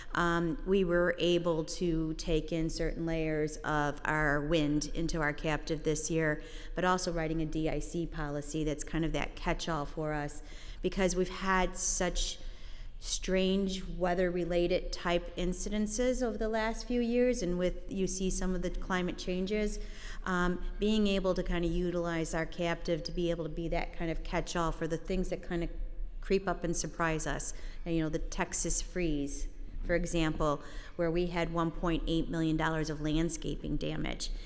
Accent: United States; I'm first American born in my family. My parents immigrated from Ireland

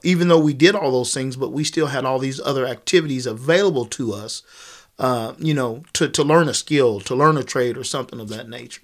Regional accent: Kansas, United States; I'm, I'm from Kansas

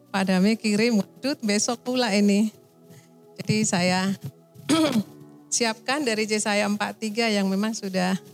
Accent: Medan, North Sumatra, Indonesia; also born or lived in Aceh; Saya dari Medan, Sumatera.

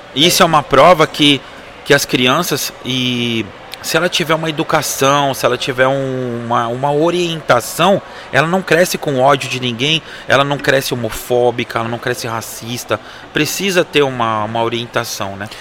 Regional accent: Osasco, São Paulo, Brazil; nós somos de Osasco, né? Somos da cidade de Osasco.

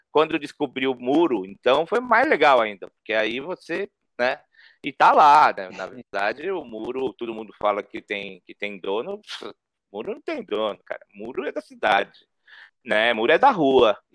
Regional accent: São Paulo, Brazil; Eu sou da periferia, né? Eu cresci é, na Zona Norte, ali, próximo ao Jardim Peri, Horto Florestal, Mandaqui.

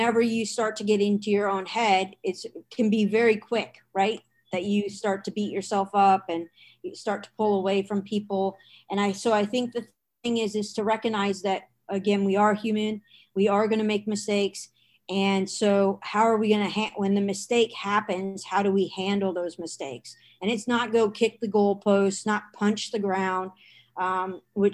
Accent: Washington, United States; moved away; also born or lived in Boston; I grew up in Washington State

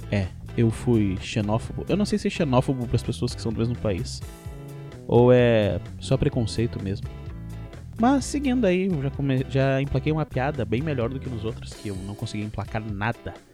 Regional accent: Rio Grande do Sul, Brazil; ele é gaúcho, e começam a me tirar por eu ser gaúcho. Mas graças a Deus eu não sou carioca

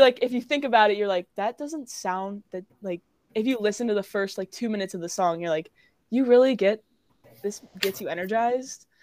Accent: Cary, North Carolina, United States; I'm local. I'm from Cary, North Carolina

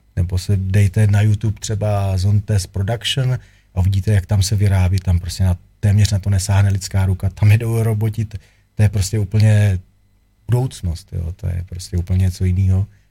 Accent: Czechia; jsem Čech, jsem patriot

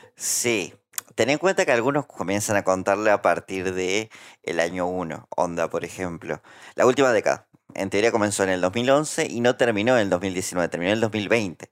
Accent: Santa Fe, Argentina; Santa Fe también es una provincia cuya humedad se sufre muchísimo. Eh, y puntualmente mi pueblo está como. Es como un pantano

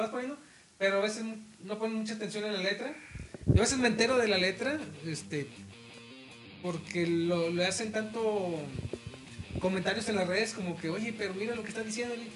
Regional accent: Tampico, Tamaulipas, Mexico; moved away as an adult; now in Reynosa, Mexico; nosotros crecimos en Tampico, en su haz de cuenta apenas tenemos 12, 13 años en Reynosa

